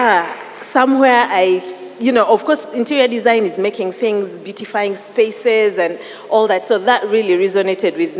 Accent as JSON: {"language": "English", "country": "Uganda", "also_born_or_lived": "Tooro", "said": "I'm half from Uganda, half Mutoro, and I love my Toro heritage"}